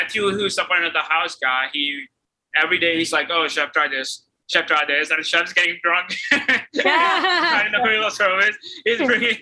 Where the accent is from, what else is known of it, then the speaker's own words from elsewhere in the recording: Austria; moved away; also born or lived in United Kingdom; I grew up in Austria